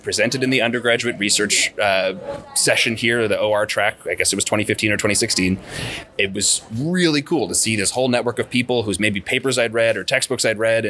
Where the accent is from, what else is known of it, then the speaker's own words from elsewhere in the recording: Wilmington, North Carolina, United States; I'm originally from Wilmington, North Carolina